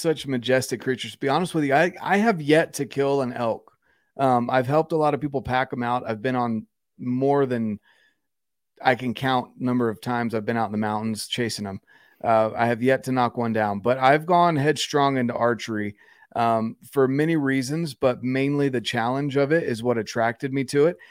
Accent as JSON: {"language": "English", "region": "North Carolina", "country": "United States", "moved": "as an adult", "said": "I'm from North Carolina originally, Um, and we're on the verge of moving back home."}